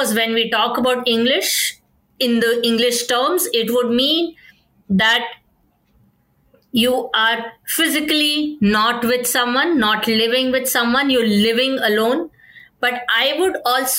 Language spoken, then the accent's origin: English; India; as an Indian culture